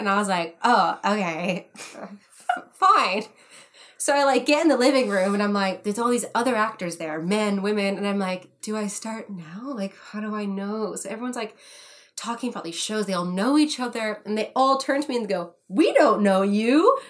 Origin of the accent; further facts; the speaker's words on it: England, United Kingdom; accent: English; This is why I was seen for it, was because of my English accent.